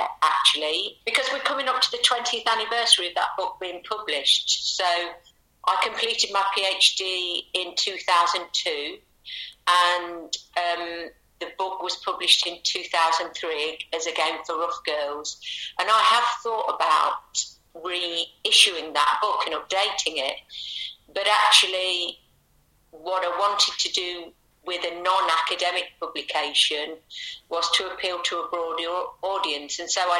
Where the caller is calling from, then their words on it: Loughborough, East Midlands, United Kingdom; I live near to Loughborough in Leicestershire. Near to Loughborough, it's a very nice area called Charnwood, so it's very kind of rural.